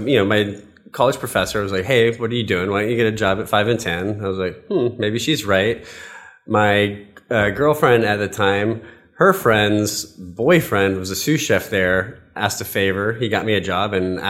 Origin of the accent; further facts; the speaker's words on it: the South, United States; I grew up in the South, so it's kind of hard for me to eliminate that.